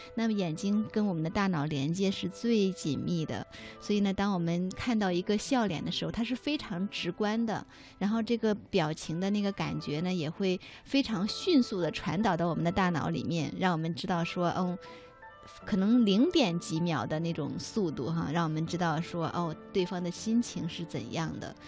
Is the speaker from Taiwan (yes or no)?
no; China; 我们中国人